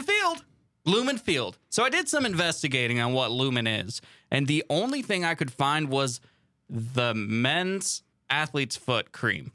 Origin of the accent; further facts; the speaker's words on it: Puyallup, Washington, United States; moved away; Puyallup, Washington is the home of the Washington State Fair. It is the biggest fair on the West Coast. It is giant in my hometown.